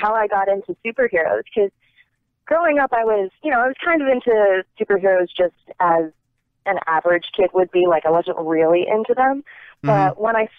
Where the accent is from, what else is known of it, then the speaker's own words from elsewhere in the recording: Northeast, United States; I grew up in the Northeast.